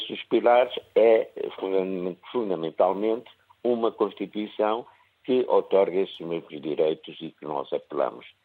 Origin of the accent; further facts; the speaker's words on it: Angola; now in Porto, Portugal; como angolano